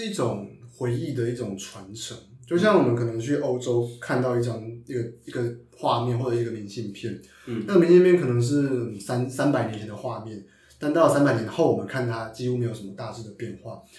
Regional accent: Taichung, Taiwan; now in Taipei, Taiwan; 我是台中人

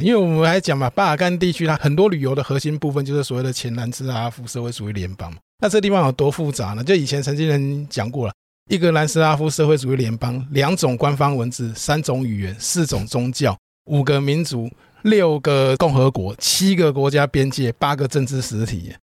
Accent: Taiwan; 我们台湾人

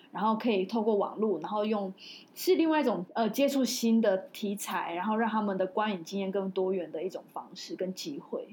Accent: Taiwan; 身为台湾人还蛮，蛮骄傲的

